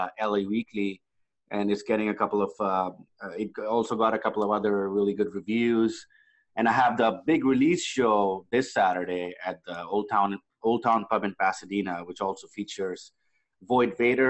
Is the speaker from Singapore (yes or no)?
no; India; now in Los Angeles, United States; I grew up in India